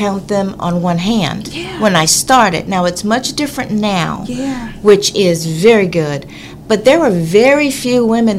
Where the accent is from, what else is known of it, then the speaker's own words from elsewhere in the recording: Beaumont, Texas, United States; Well, I grew up here in Beaumont.